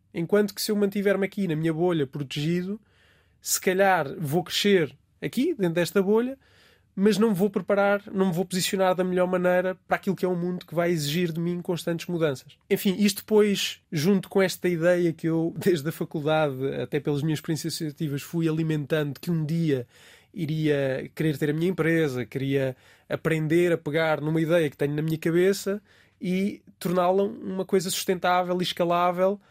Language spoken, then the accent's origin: Portuguese; Ribatejo, Portugal; moved away as an adult; also born or lived in Alentejo; now in Lisbon, Portugal; sou alentejano de nascimento e tenho uma boa parte da minha família no Alentejo, embora nunca tenha vivido lá. Sinto que tenho essas raízes uh, alentejanas. Vivi, na verdade, grande parte da minha vida no Ribatejo